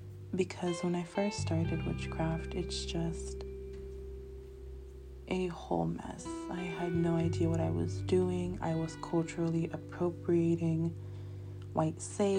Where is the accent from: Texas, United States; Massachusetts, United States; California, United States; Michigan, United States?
California, United States; Northern; born or raised there; also born or lived in Los Angeles, California